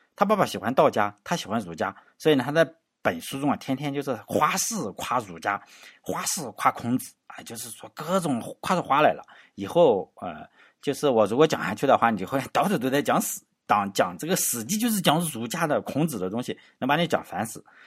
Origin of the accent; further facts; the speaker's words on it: Shandong, China; 作为山东人的话